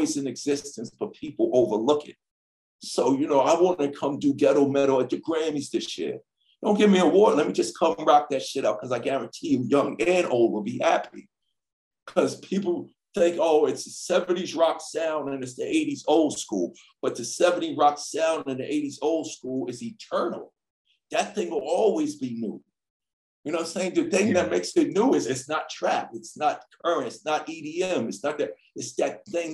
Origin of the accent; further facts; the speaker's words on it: New York City, New York, United States; I grew up in Hollis, Queens, New York.